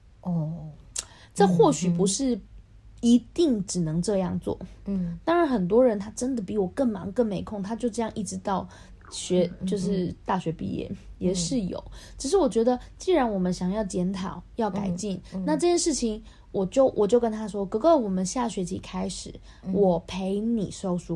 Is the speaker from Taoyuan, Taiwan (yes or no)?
no; Taipei, Taiwan; now in Kaohsiung, Taiwan; 我也是台北出生的啊，